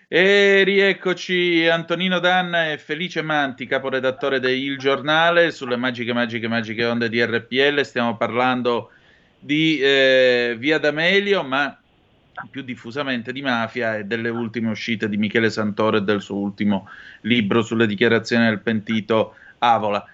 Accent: Vibo Valentia, Calabria, Italy; io sono nato a sud del Po e vengo da Vibo Valencia

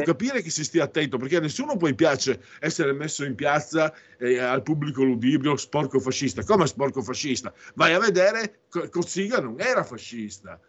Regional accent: western Friuli, Friuli-Venezia Giulia, Italy; dalle mie parti, in Friuli occidentale

